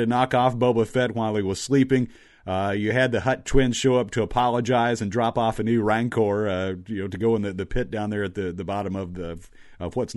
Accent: Louisville, Kentucky, United States; I grew up in Kentucky. I lived in Louisville then. I was about 11 or 12 years old.

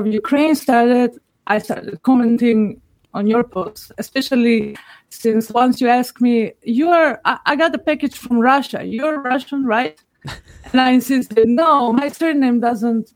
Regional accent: North Macedonia; I'm from Macedonia, which is recently been renamed North Macedonia

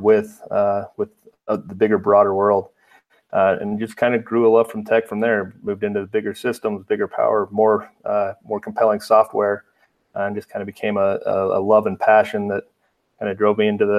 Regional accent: Utah, United States; also born or lived in East Coast; I returned back to my hometown area in Utah

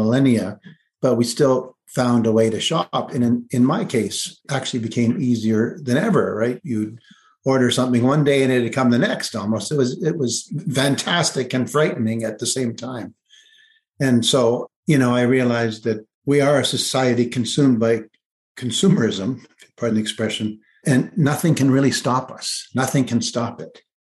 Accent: Kleinburg, Ontario, Canada; town I grew up in Kleinburg, Ontario, which is just north of Toronto.

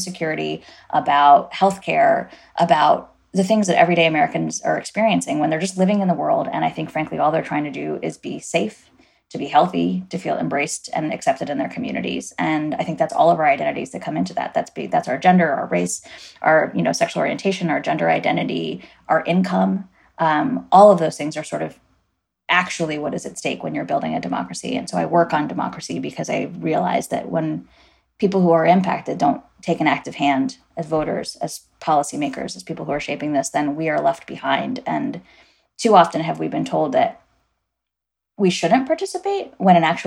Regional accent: Guyana; now in United States; So I am an immigrant. I was born in Guyana.

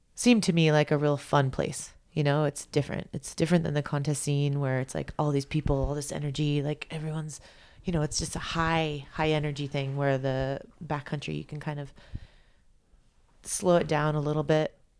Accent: Big Bear, California, United States; I'm from Big Bear. It's like the mountains aren't that big

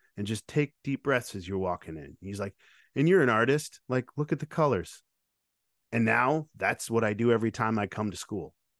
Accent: Lake Odessa, Michigan, United States; moved away; also born or lived in Grand Rapids, Michigan; I grew up in Lake Odessa, which was a very rural town

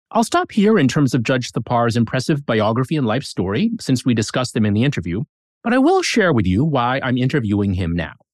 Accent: Toledo, Ohio, United States; moved away as an adult; also born or lived in Detroit, Michigan; now in Kentucky, United States; I grew up in Toledo, Ohio.

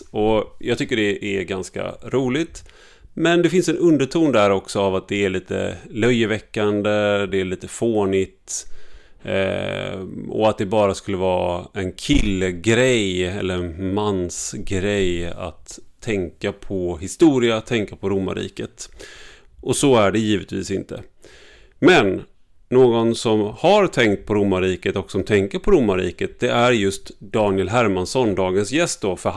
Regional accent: Gothenburg, Västra Götaland, Sweden; now in Stockholm, Sweden; för jag kommer från Göteborg. Men då innebär det att jag har tränat bort min eh, dialekt

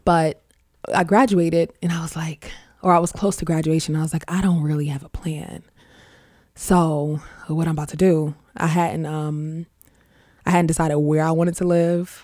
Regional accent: New York City, New York, United States; we grew up in Queens. I'm from Far Rockaway.

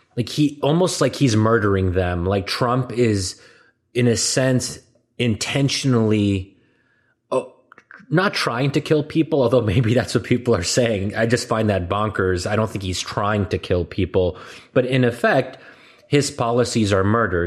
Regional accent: United States; as an American

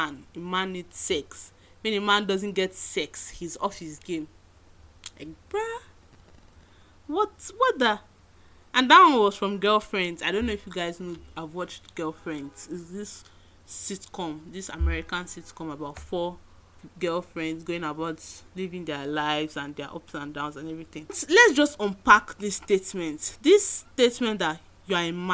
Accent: Nigeria; being a Nigerian feminist

